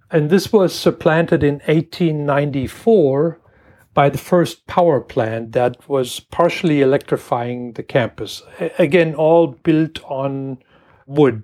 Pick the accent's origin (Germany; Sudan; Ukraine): Germany; moved away as an adult; also born or lived in Washington, United States; now in Michigan, United States; I grew up in Germany in a little farm town